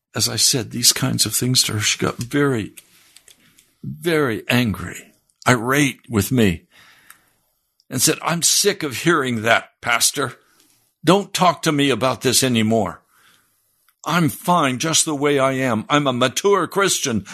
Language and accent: English; United States